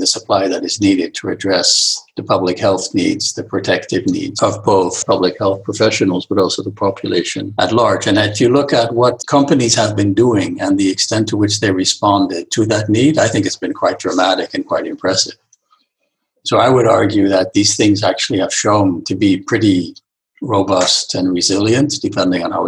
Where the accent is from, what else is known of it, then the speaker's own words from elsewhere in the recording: Netherlands; moved away; also born or lived in Michigan; I'm from the Netherlands